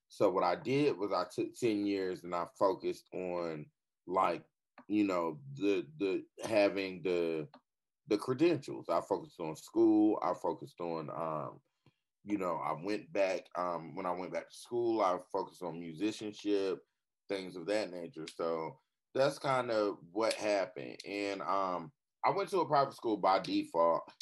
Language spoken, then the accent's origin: English; Fayetteville, North Carolina, United States; I'm from Fayetteville, North Carolina, aka Vietnam. I'm uh, born and raised